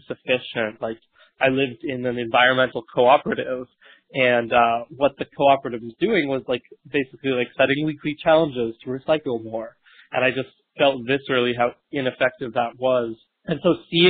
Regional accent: New Hampshire, United States; moved away as an adult; also born or lived in New York; now in Brooklyn, United States; Originally, I come from New Hampshire, but have been living in New York all year

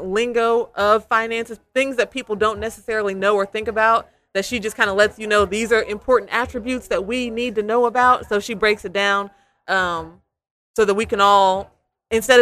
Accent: Arkansas City, Kansas, United States; now in Wichita, United States; I'm not from here. I'm from Ark City, Kansas, which is about 45 minutes from Wichita.

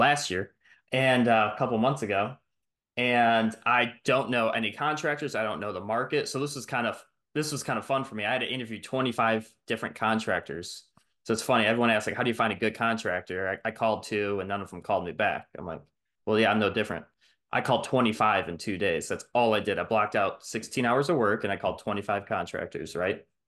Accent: Detroit, Michigan, United States; moved away; I'm from Michigan, Metro Detroit, and, um, I was born there

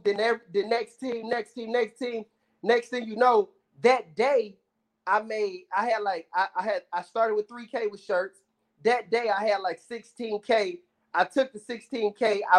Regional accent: Detroit, Michigan, United States; You know what? Big time. My dad was, I was so young, but my dad used to take me to the Bad Boys games, like Isaiah Thomas and all them.

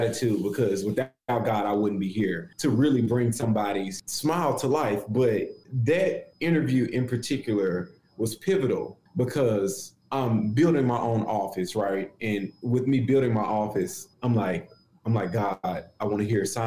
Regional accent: Memphis, Tennessee, United States; I'm from Memphis

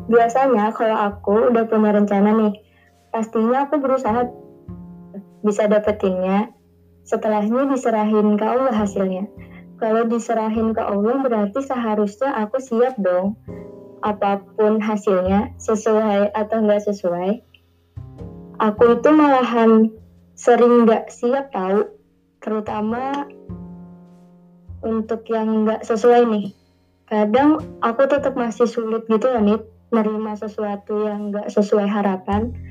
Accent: South Kalimantan, Indonesia; Aku dari Prehari, Kalimantan Selatan.

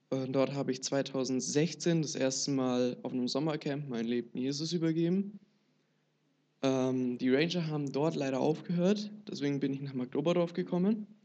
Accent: Kaufbeuren, Bavaria, Germany; also ich komme aus Kaufbeuren und bin dort, ähm, ja, bin dort in die Gemeinde gegangen, äh, bin sehr behütet aufgewachsen oder wachse sehr behütet auf

